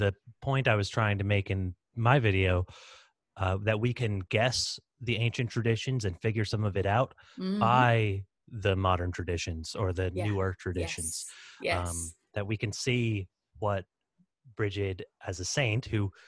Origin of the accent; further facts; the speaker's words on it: Texas, United States; I'm American Texan, but of Irish heritage